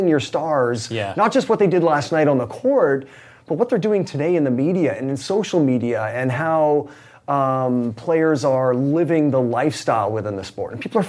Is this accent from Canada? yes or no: yes; Canada; I mean, I'm Canadian, so you know, hockey was a sport that I grew up loving.